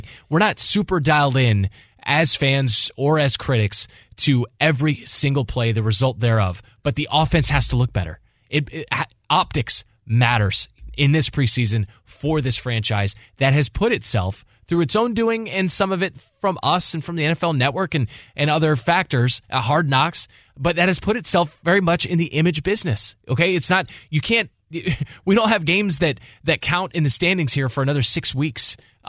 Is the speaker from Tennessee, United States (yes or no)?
no; San Diego, California, United States; I was born in San Diego.